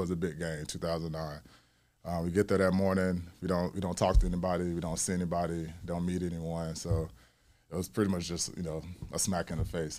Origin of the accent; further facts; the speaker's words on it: Mobile, Alabama, United States; moved away; also born or lived in Chicago, Illinois; I'm from Mobile, Alabama, um, born and raised